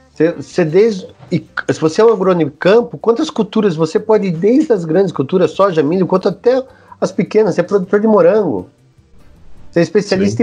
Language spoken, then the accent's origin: Portuguese; Campinas, São Paulo, Brazil; eu sou de Campinas